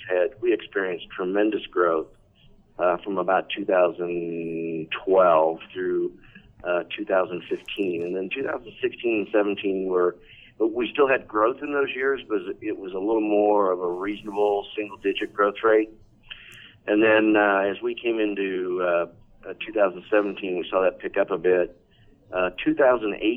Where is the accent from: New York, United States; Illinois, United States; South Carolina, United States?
Illinois, United States; Chicago; I come from Chicago